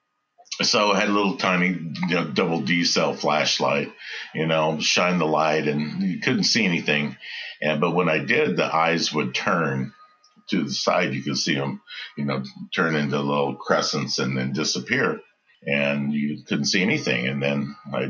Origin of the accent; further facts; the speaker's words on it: West Texas, United States; moved away as an adult; also born or lived in Dallas, Texas / California; I am from West Texas, born and raised in West Texas, and moved to Dallas when I was in high school.